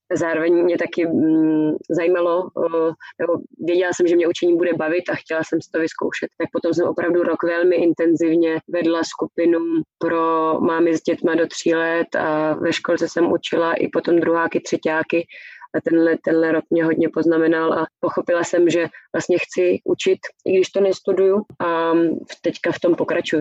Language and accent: Czech; Prague, Czechia; moved away as an adult; now in Germany; se narodila v Praze a vyrůstala jsem v Praze a žila jsem celý život v Praze